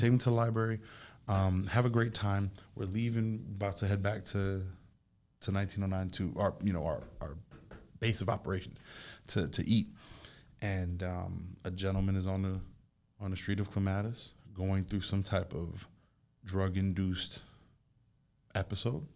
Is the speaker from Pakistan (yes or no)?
no; Jamaica; now in United States; I'm Jamaican, being from somewhere else